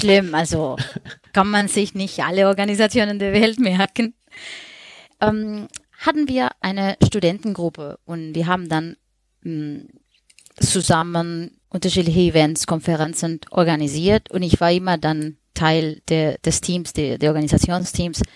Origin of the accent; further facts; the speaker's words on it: Colombia; German is a second language; moved away as an adult; now in Germany; Ich wohne seit zehn Jahren in Deutschland, bin aber ursprünglich Kolumbianerin.